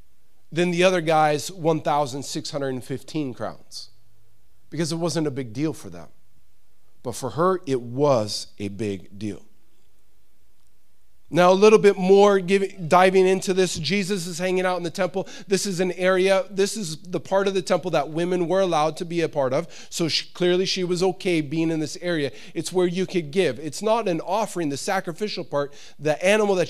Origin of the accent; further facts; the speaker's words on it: United States; I'm an American